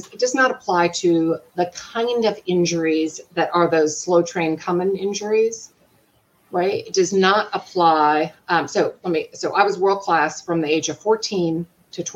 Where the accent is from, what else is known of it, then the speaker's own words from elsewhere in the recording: Jacksonville, Florida, United States; I'm from Jacksonville, Florida